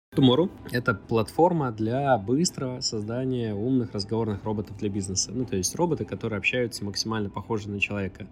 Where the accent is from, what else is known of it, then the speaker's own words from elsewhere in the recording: Vladivostok, Primorsky Krai, Russia; Я из Владивостока